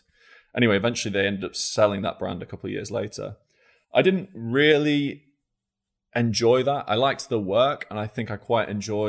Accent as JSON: {"language": "English", "town": "Scunthorpe", "region": "Yorkshire and the Humber", "country": "United Kingdom", "tie": "born there", "said": "Sure. So I was born in Scunthorpe. In 1988."}